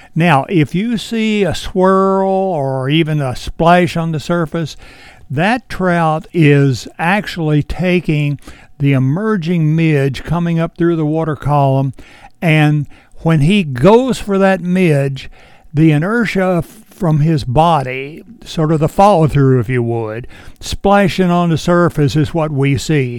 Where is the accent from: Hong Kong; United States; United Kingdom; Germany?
United States; Edinburg, Virginia; I was born and raised right here in Edinburgh, and I'm only a mile from the Shenandoah River